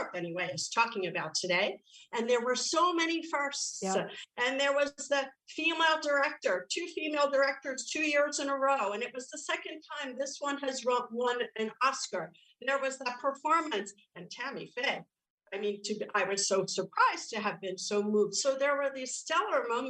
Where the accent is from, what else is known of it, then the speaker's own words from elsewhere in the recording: New York City, New York, United States; growing up in the Bronx, and I was there 70s, 80s, drugs, alcohol, I'm Irish on top of it